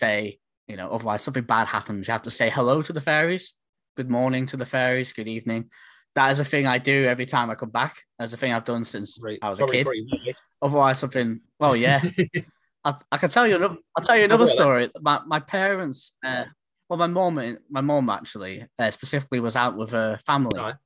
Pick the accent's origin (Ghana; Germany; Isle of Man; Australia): Isle of Man; I think I'm actually from the Isle of Man.